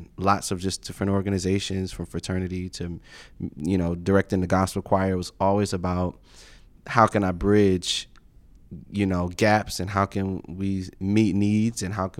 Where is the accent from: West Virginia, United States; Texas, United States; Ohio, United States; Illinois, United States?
West Virginia, United States; Martinsburg; also born or lived in Washington, D.C.; I was born in Washington, D.C., but grew up from a very early age in West Virginia, a small town called Martinsburg